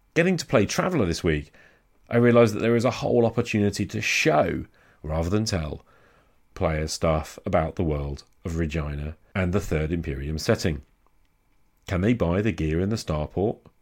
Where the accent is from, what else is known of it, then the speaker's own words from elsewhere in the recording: United Kingdom; as a Brit